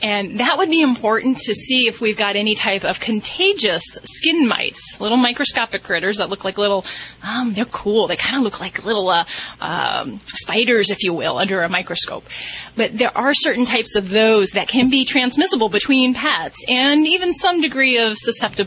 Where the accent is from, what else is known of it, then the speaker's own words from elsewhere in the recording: Indiana, United States; moved away; That's where I hail from